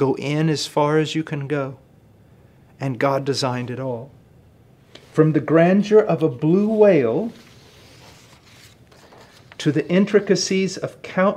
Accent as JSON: {"language": "English", "region": "Illinois", "country": "United States", "tie": "born or raised there", "said": "I was born in Illinois on a farm"}